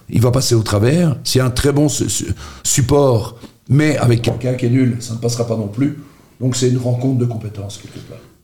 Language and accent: French; Charleroi, Wallonia, Belgium; je suis originaire de Marchienne